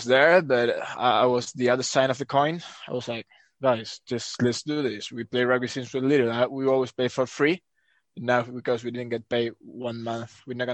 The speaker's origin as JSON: {"language": "English", "region": "Buenos Aires", "country": "Argentina", "tie": "born or raised there", "moved": "as an adult", "lives_now": "France", "said": "I was born in Argentina in 1995. In Buenos Aires specifically. Since I was little, I started playing rugby in my club, Olivos is the name."}